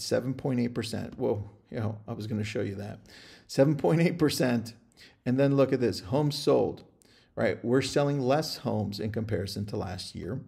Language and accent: English; California, United States; also born or lived in Ventura County; I'm from California.